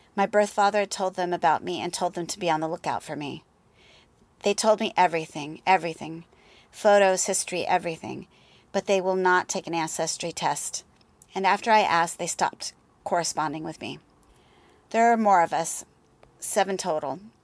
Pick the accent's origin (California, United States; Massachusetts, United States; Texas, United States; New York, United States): Texas, United States; El Paso; I was born in El Paso, Texas in nineteen sixty-eight